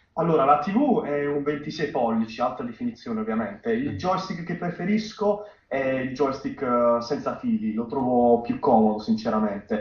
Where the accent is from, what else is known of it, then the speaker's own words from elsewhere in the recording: Bari, Apulia, Italy; vengo da Bari, 18 anni